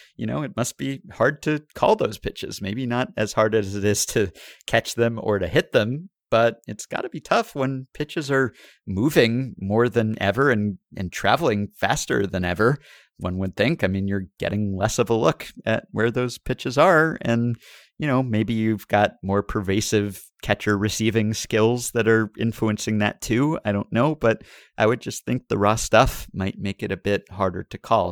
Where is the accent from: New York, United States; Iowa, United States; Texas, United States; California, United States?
New York, United States; growing up in New York, I wasn't exposed to a ton of wildlife, at least while I was in Manhattan